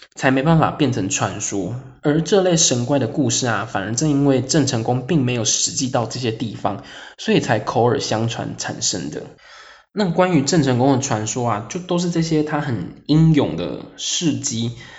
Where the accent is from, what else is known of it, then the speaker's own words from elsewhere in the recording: Tainan, Taiwan; 因为我本身是台南人